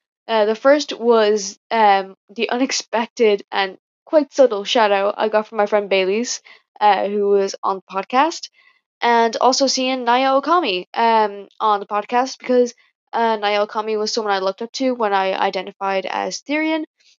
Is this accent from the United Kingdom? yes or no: no; Ireland; I'm from Ireland